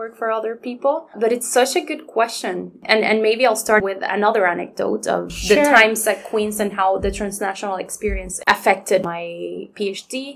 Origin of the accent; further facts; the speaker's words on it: Puerto Rico; first language Spanish; English is a second language; moved away as an adult; now in Kingston, Canada; I was from Puerto Rico